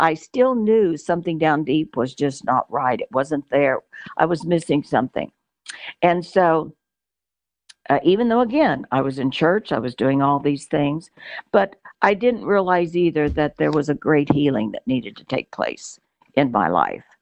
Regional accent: Cushing, Oklahoma, United States; also born or lived in New Mexico / South Texas / Moore, Oklahoma; I was born in Cushing, Oklahoma. Uh, if you can believe that, uh, Oklahoma girl, uh, lived in Oklahoma a few years when we were children.

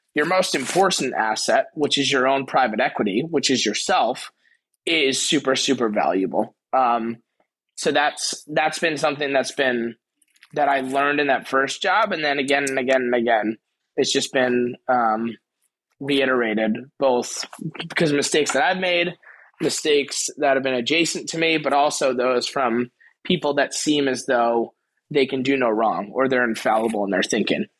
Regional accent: Garden City, New York, United States; also born or lived in Queens, New York; born in Queens, raised in Long Island

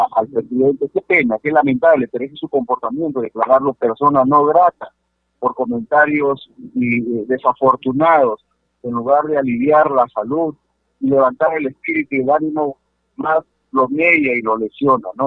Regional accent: Sechura, Piura, Peru; Yo soy de Sechura

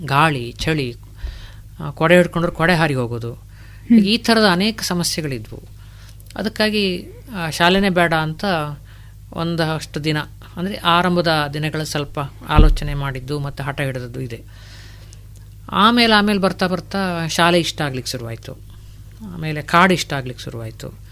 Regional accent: Sagara, Karnataka, India; ಸಾಗರದ ಶಿವಮೊಗ್ಗ ಜಿಲ್ಲೆ ಸಾಗರ ತಾಲೂಕಿನಲ್ಲಿ ಬರುವಂಥ ಜೋಗ ರಸ್ತೆಯಲ್ಲಿ ಸಾಗರ ಜೋಗ ನಡುವೆ ಬರುವಂಥ ಒಂದು ಸಣ್ಣ ಹಳ್ಳಿ

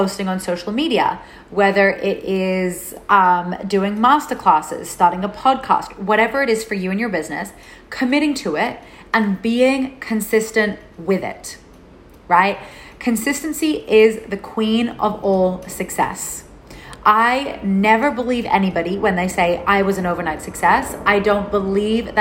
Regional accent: Melbourne, Victoria, Australia; moved away as an adult; also born or lived in Byron Bay, New South Wales; I left my home state of Melbourne in Australia and I moved to Byron Bay in New South Wales.

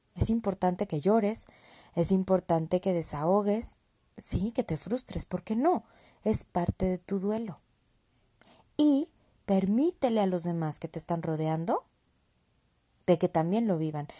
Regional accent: Mexico; also born or lived in San Luis Potosí; Soy mexicana, vivo en San Luis Potosí

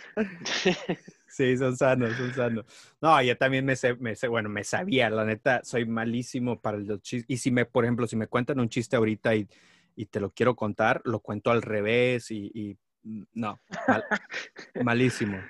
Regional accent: Nuevo León, Mexico; now in United States; Yo nací en Nuevo León

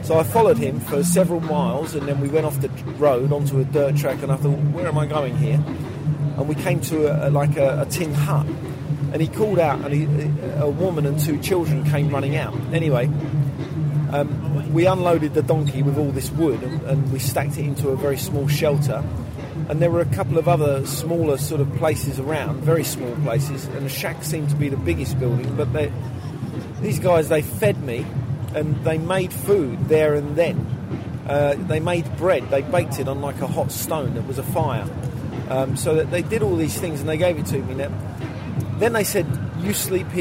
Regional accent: London, United Kingdom; I was born in East London

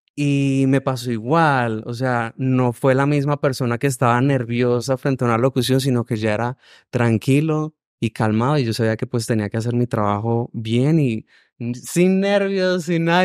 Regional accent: Venezuela; moved away as an adult; now in Medellín, Colombia; Yo soy de Venezuela

